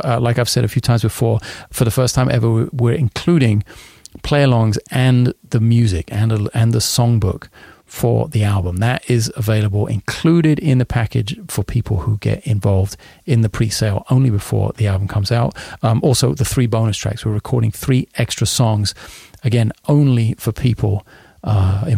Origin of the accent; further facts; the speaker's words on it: London, United Kingdom; moved away; I've never been to London, of all places, my hometown